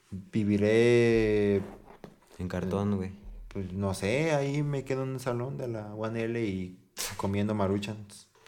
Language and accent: Spanish; San Luis Potosí, Mexico